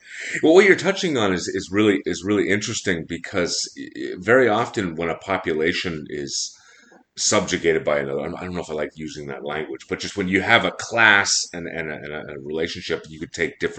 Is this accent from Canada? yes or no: yes; Quebec, Canada